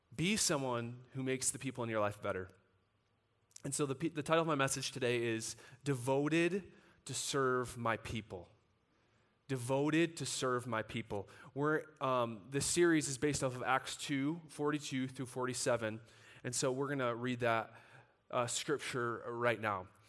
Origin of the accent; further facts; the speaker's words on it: United States; we as American Christians